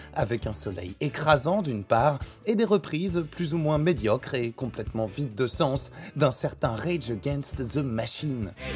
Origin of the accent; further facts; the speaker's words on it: France; chez nous en France